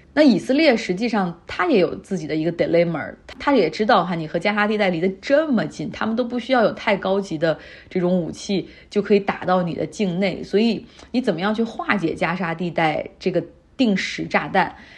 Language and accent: Chinese; China; 但是像我们中国人，你需要办日本签证的